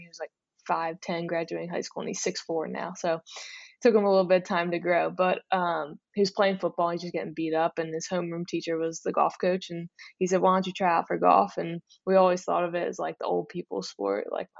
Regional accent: Pennsylvania, United States; Yeah, I grew up just outside Philadelphia, mm-hmm.

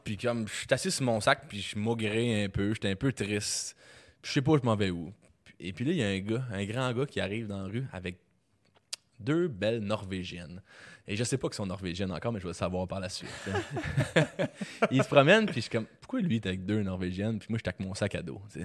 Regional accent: Quebec, Canada; je suis québécois, puis que je, baragouine l'anglais

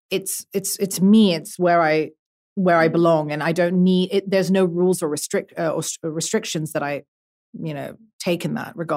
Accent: Brussels, Belgium; now in UAE; I was born and raised in Brussels. I'm an artist. Uh, I live in the UAE. I grew up all over the world.

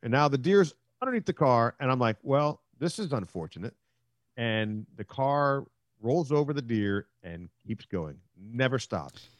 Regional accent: Silver Spring, Maryland, United States; I'm from Silver Spring, Maryland

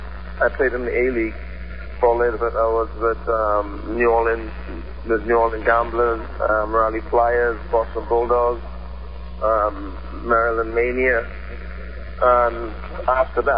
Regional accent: Trinidad & Tobago; moved away; growing up in the Caribbean, like down south, we tend to play a lot of different sports

